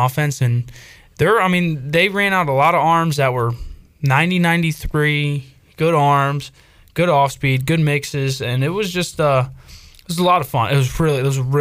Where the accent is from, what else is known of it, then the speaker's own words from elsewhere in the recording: Northern Virginia, United States; moved away; I grew up in Northern Virginia